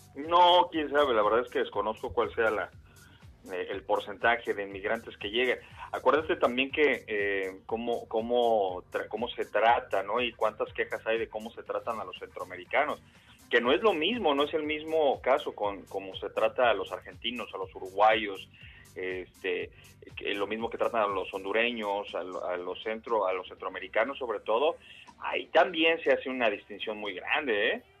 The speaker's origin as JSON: {"language": "Spanish", "country": "Mexico", "moved": "yes", "lives_now": "United States", "said": "estar viviendo allá en, México"}